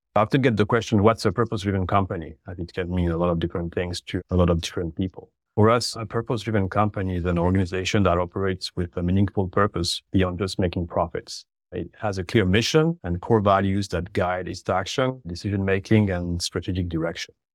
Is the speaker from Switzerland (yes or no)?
yes; French-speaking Switzerland, Romandy, Switzerland; moved away as an adult; also born or lived in Geneva; now in Canada; I'm originally from Switzerland on the French speaking sides, for the listeners who picked up on my accent.